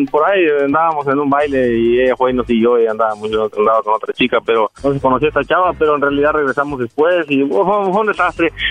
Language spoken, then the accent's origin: Spanish; Jalisco, Mexico; moved away as an adult; also born or lived in Guerrero; Ah, nací en Guerrero, me crié en Jalisco, pero nací en Guerrero.